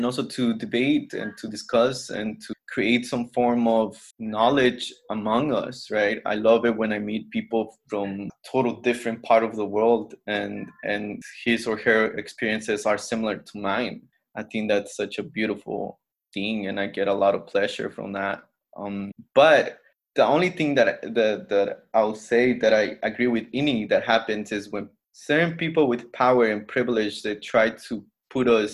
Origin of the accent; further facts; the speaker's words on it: Mexico; I'm from Mexico, but not really Mexican.